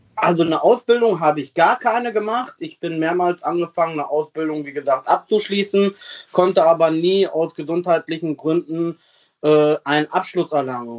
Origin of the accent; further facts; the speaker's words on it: Sassenberg, North Rhine-Westphalia, Germany; also born or lived in Versmold / Bremen; geboren bin ich in Versmold, das ist äh, so eine kleine Nebenstadt, weil Sassenberg hat ja kein Krankenhaus gehabt und äh, ja, ich bin da aufgewachsen, also seit 36 Jahren lebe ich hier